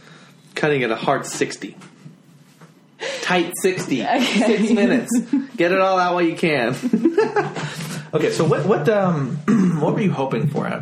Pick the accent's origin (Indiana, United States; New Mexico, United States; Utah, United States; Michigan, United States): Utah, United States; St. George; also born or lived in Florida; now in Richmond, United States; And I grew up in St. George, Utah